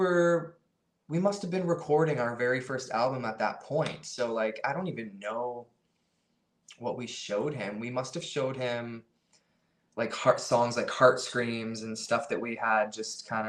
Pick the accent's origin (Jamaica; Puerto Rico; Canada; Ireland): Canada; we're a band from Canada